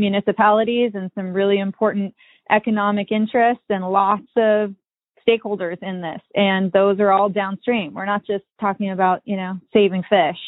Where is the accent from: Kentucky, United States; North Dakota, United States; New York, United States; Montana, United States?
Montana, United States; Columbia Falls; I own a fly shop here in my hometown. I grew up here in this town, Columbia Falls, Montana